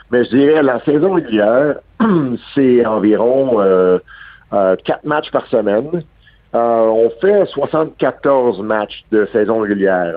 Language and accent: French; Montreal, Quebec, Canada; je suis né à Verdun un gars de Verdun, c'est à 5e avenue. J'ai grandi avec Max Joannette